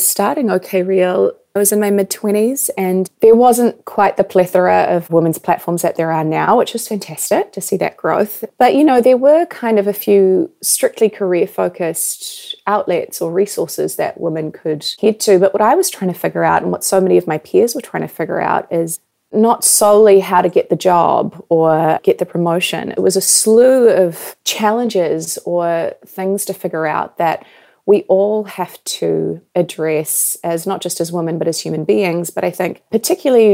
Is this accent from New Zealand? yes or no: yes; New Zealand; moved away as an adult; also born or lived in Canada / New York; I was born and raised in New Zealand